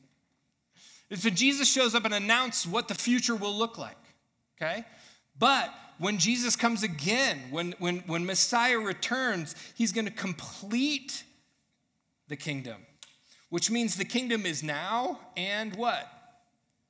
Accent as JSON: {"language": "English", "country": "United States", "said": "as an American consumer living in this time period that I'm"}